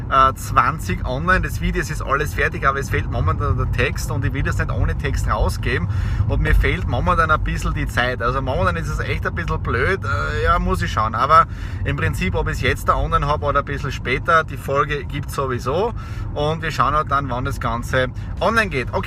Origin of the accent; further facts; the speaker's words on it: Austria; Feiertag bei uns in Österreich, aber nicht für mich und für die Nadine.